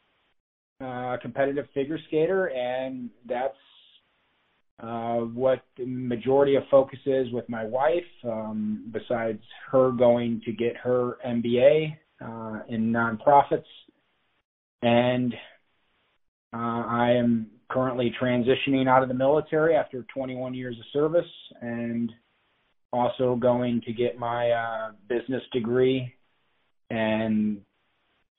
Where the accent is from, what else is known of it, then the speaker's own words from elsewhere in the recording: Grand Rapids, Ohio, United States; moved away as an adult; I grew up in Northwest Ohio on a farm in Grand Rapids, Ohio.